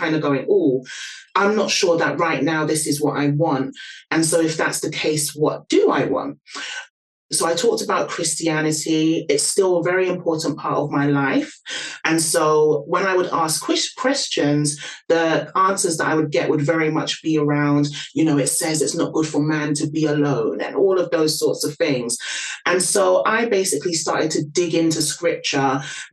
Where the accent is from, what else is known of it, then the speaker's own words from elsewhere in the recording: London, United Kingdom; can probably hear from my accent, born and raised in London.